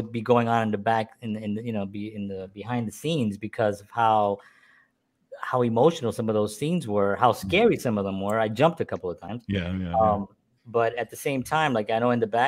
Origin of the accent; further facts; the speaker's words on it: New York City, New York, United States; we're from the South Bronx. We grew up with like nothing